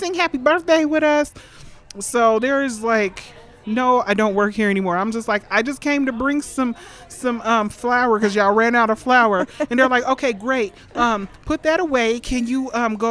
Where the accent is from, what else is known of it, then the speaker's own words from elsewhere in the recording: Denver, Colorado, United States; born and raised in Denver. We all went to East High School, grew up around this area